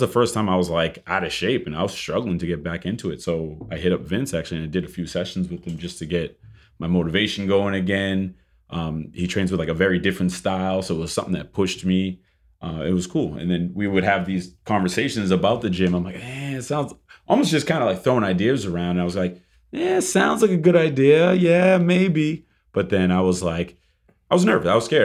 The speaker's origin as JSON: {"language": "English", "town": "Boston", "region": "Massachusetts", "country": "United States", "moved": "as an adult", "lives_now": "Miami, United States", "said": "originally I'm from Boston, Massachusetts."}